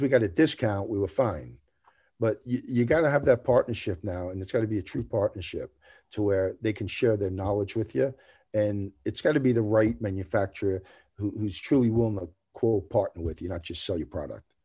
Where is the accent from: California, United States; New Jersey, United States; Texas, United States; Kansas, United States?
New Jersey, United States; moved away as an adult; now in Tennessee, United States; I'm from New Jersey, so, right on the New York borderline